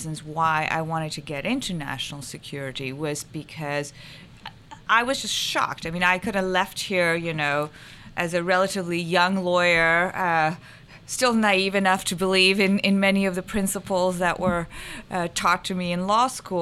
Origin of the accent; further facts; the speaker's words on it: Pakistan; now in United States; I grew up in Pakistan, so I'm kind of brown